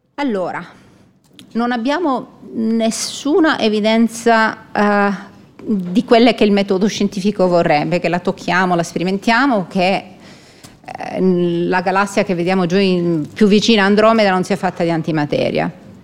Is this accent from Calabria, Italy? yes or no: no; Palermo, Sicily, Italy; moved away as an adult; also born or lived in Munich, Germany; now in Switzerland; sono nata a Palermo in Sicilia, eh, sono rimasta là fino a quando ho fatto l'equivalente del master